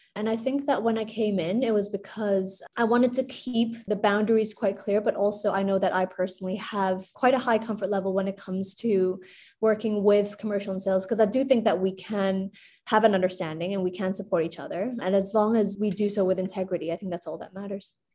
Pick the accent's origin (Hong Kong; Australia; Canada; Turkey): Hong Kong; I was born and raised in Hong Kong